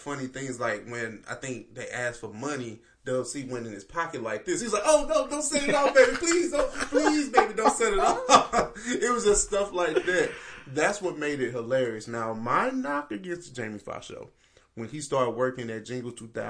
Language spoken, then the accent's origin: English; Oakland, California, United States; growing up in Oakland, you dealt with gangs and things of that nature.